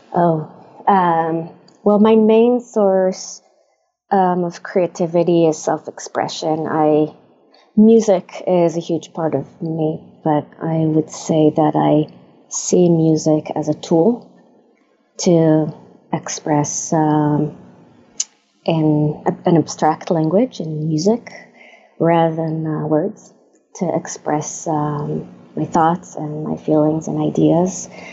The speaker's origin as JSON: {"language": "English", "country": "Israel", "tie": "born or raised there", "also_born_or_lived": "Germany / Stanford area, California", "moved": "as an adult", "lives_now": "United States", "said": "I was born in Israel, uh, born and raised in Israel."}